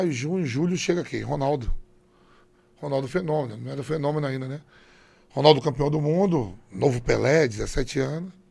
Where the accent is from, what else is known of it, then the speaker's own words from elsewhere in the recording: Nazaré, Bahia, Brazil; also born or lived in Salvador; meu pai vai morar em Salvador, é transferido de empresa. E eu saí de Nazaré, vou morar no subúrbio de Salvador, em plataforma eu vejo um teste.